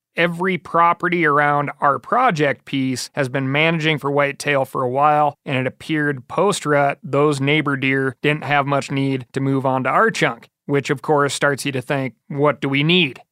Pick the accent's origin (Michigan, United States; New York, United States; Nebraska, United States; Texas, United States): Michigan, United States; When I was a kid growing up in Michigan